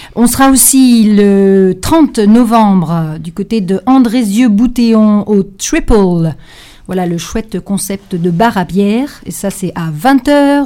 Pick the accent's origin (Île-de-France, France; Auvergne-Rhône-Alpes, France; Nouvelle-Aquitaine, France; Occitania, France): Auvergne-Rhône-Alpes, France; L'Arbresle; also born or lived in Lyon; j'habite juste au-dessus de l'Arbrel, mais je suis née à l'Arbrel quand on pouvait naître encore à l'Arbrel.